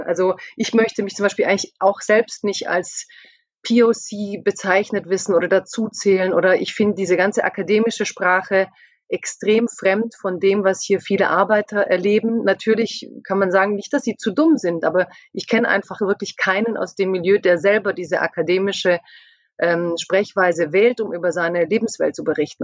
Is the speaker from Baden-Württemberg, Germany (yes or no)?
yes; Stuttgart area, Baden-Württemberg, Germany; also born or lived in near Mannheim; ich komme aus dem Stuttgarter Raum, ich bin in der Nähe von Mannheim